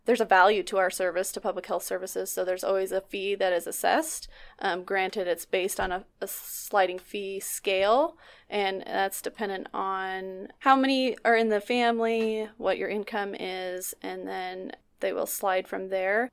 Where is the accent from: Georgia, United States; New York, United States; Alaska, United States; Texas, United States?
Alaska, United States; Nikiski; I'm from Nikiski, Alaska, and I've lived here, I went to college outside and then I came back